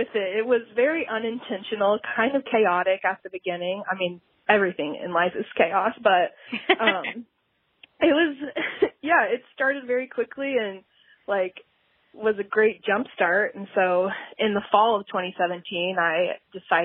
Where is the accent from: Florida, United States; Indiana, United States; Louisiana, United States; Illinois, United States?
Indiana, United States; I was born and raised in Indiana, and I'm still here